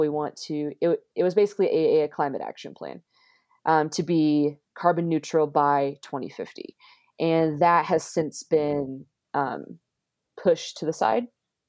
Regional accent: Castle Rock, Colorado, United States; my hometown is Castle Rock, Colorado. That's where I'm at now.

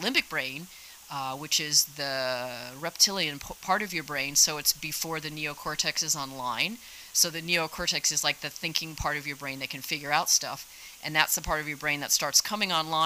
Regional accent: Jersey Shore, New Jersey, United States; moved away as an adult; also born or lived in Squaw Valley, California; now in California, United States; I grew up in New Jersey, down by the Jersey Shore. I moved to California in 1992

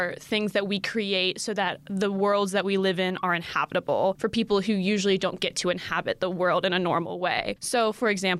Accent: Asheville, North Carolina, United States; I'm from Asheville, North Carolina

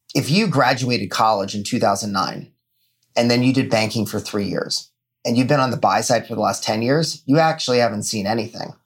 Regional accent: Fairfax, Virginia, United States; I grew up outside of Washington, D.C., Fairfax, Virginia my dad lives in the same house that I was born

